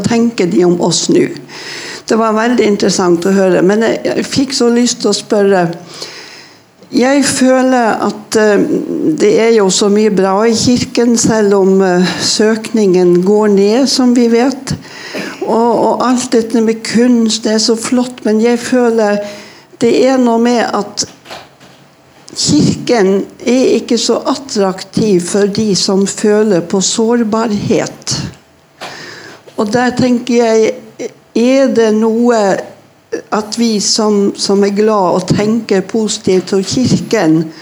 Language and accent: Norwegian; Northern Norway, Norway; Jeg vokste opp i Nord-Norge